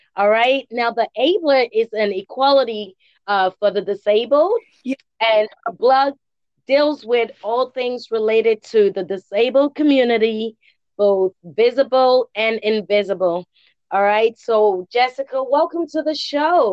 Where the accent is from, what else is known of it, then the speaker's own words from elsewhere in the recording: England, United Kingdom; now in United States; I'm from England, and just just being here in the in the United States